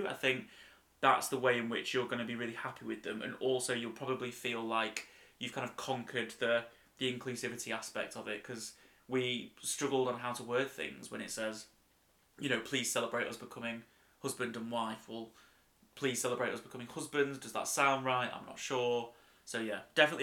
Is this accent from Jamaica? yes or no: no; United Kingdom; we're very British